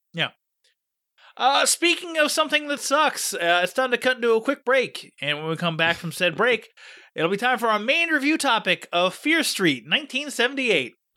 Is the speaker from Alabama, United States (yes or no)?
no; Pittsburgh, Pennsylvania, United States; Pittsburgh, my hometown